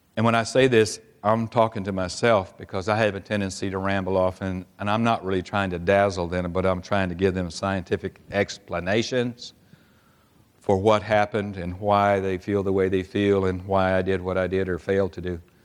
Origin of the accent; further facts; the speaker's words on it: Oklahoma City, Oklahoma, United States; I'm from Oklahoma City, and we have a little team there called the Thunder.